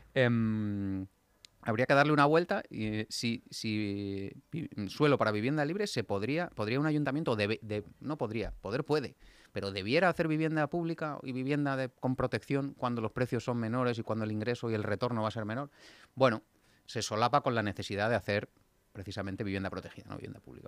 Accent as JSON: {"language": "Spanish", "town": "Getafe", "region": "Community of Madrid", "country": "Spain", "said": "mis haters de Getafe. Anda la cosa revuelta por allí, por mi pueblo"}